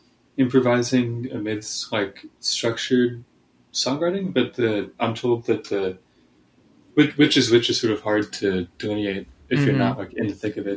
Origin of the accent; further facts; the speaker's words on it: Houston, Texas, United States; now in Chicago, United States; I'm from Houston, Texas.